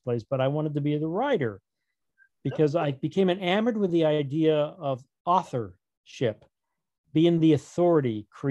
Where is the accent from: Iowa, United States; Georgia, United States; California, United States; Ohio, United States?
California, United States; Azusa; also born or lived in Pasadena, California; I grew up here in Southern California, born in Pasadena, which figures into my new novel, actually. And grew up in a little town called Azusa